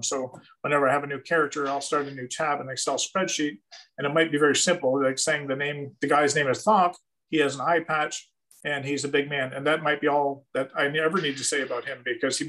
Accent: Canada; for me as a Canadian

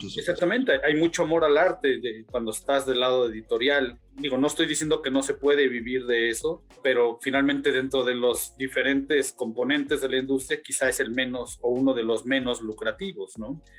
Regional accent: Mexico; nosotros mismos como mexicanos

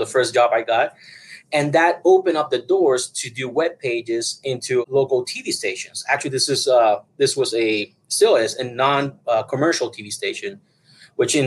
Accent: Puerto Rico; now in Denver, United States; originally I'm from Puerto Rico

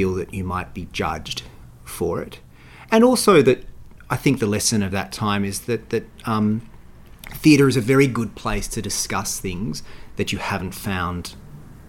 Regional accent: Queanbeyan, New South Wales, Australia; moved away; Queanbeyan, that's where I grew up.

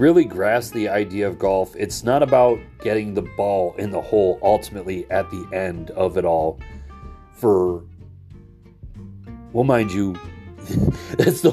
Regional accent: Michigan, United States; I'm not from New York, and I'm from Michigan

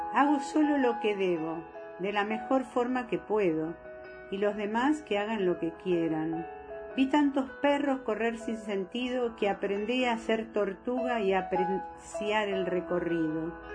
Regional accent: Argentina; los dos somos argentinos

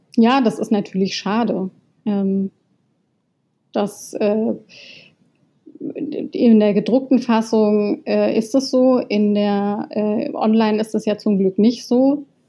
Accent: Baden-Württemberg, Germany; ich komme aus Baden. Ähm, das ist Teil der badischen Identität

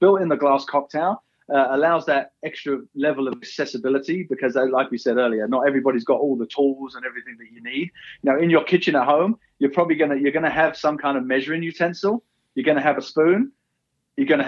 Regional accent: Essex, East of England, United Kingdom; moved away as an adult; now in Park City, United States; So originally I'm from England, Essex, just east of London

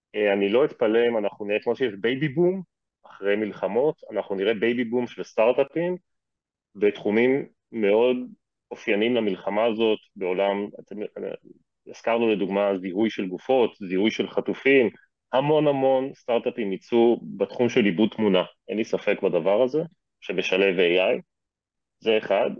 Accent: Israel; אנחנו כישראלים

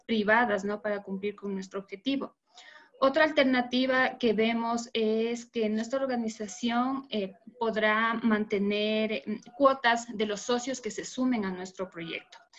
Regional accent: Ecuador; soy de Ecuador.

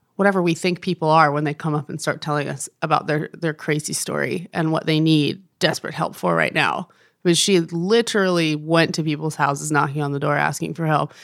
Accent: New Jersey, United States; moved away as an adult; now in Nashville, United States; grew up in New Jersey, lived there till I was eighteen, so I was really born and raised in the Northeast

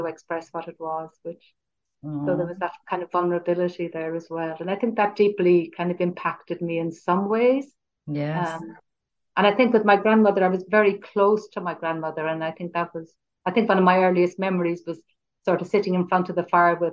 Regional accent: Cork, Munster, Ireland; I'm from Cork

